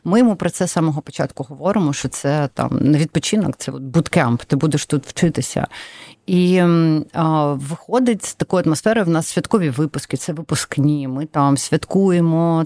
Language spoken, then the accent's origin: Ukrainian; Donetsk, Donetsk Oblast, Ukraine; first language Russian; Ukrainian is a second language; moved away; Я народилася в Донецьку. Я була російськомовна все життя.